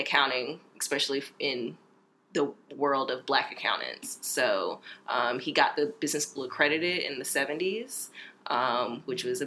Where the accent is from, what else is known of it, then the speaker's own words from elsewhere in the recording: Raleigh, North Carolina, United States; moved away as an adult; also born or lived in Houston, Texas; now in Atlanta, United States; I'm from Raleigh, born and raised